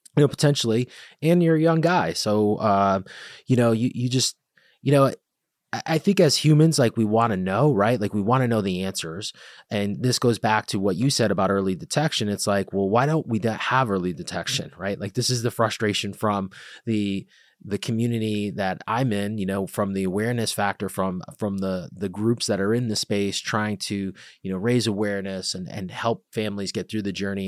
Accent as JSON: {"language": "English", "town": "Bridgeport", "region": "Connecticut", "country": "United States", "said": "I'm from Bridgeport"}